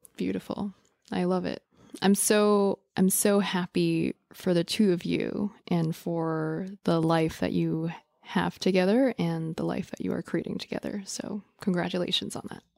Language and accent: English; New York City, New York, United States; growing up in New York City, in the Lower East Side